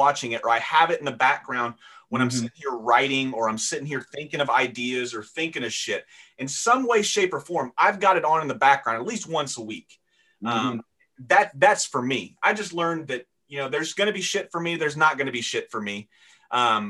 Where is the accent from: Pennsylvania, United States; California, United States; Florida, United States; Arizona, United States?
Florida, United States; also born or lived in Seattle, Washington; I grew up in Florida